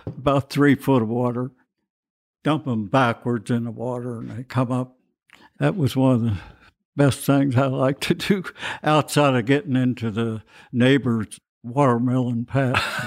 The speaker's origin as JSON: {"language": "English", "town": "Cloverport", "region": "Kentucky", "country": "United States", "tie": "born or raised there", "lives_now": "Louisville, United States", "said": "I was born here in Louisville"}